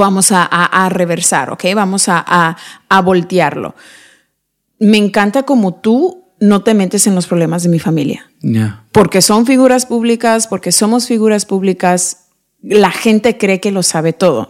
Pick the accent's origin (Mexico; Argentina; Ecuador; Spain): Mexico; somos mexicanos